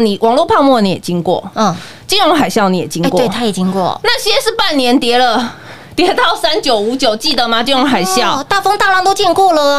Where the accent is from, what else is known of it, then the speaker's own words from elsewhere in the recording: Taiwan; 我们台湾人对疫情的小心程度，应该是全球数一数二的哦。